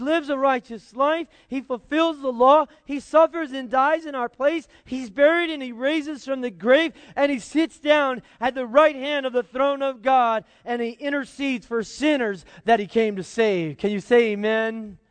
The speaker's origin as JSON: {"language": "English", "country": "United States", "said": "as an American"}